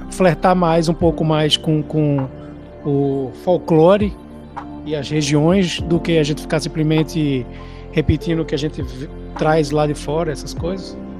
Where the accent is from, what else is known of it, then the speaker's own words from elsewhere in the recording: São Paulo, Brazil; now in Recife, Brazil; apesar de eu ter virado recifense, eu não sou recifense, eu sou de São Paulo